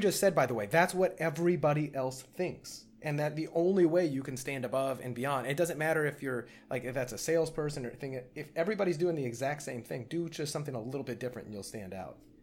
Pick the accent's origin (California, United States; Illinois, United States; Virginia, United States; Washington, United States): Illinois, United States; Edwardsville; born or raised there; moved away